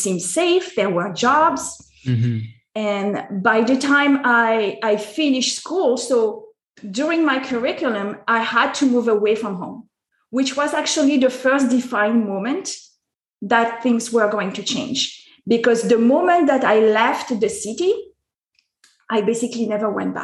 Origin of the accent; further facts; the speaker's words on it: France; I was born in France. Mm-hmm. I am both French and American, but I was born in France